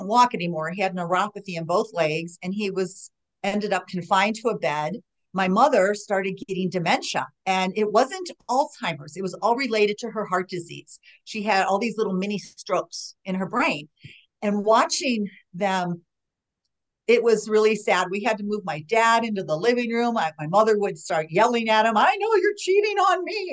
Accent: Chicago, Illinois, United States; moved away as an adult; also born or lived in Arlington Heights, Illinois; now in Denver, United States; I grew up in Chicago

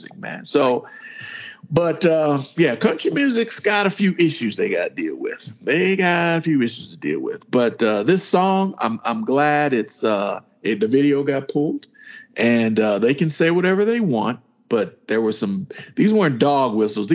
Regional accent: the South, United States; we grew up in the South

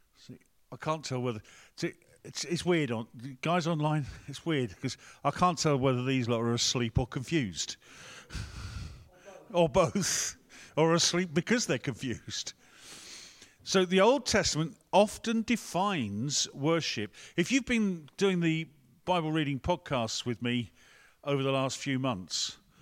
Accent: England, United Kingdom; We're English here

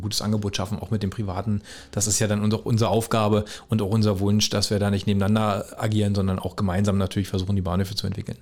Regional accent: Beeskow, Brandenburg, Germany; also born or lived in Frankfurt (Oder); bin aufgewachsen in Besko

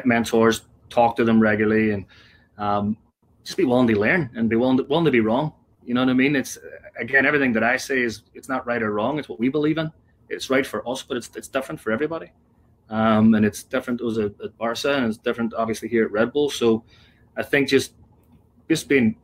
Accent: Derry, Northern Ireland, United Kingdom; now in United States; growing up in Derry, big Derry City fan

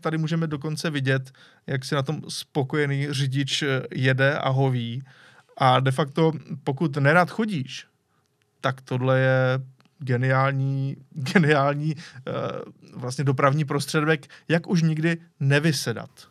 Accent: Czechia; Jsme Češi.

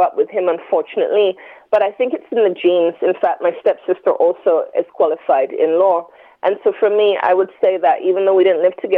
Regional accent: London, United Kingdom; also born or lived in Enfield; Born in London and grew up in Tottenham. My first few years were in Tottenham, North London, and then moved to Enfield

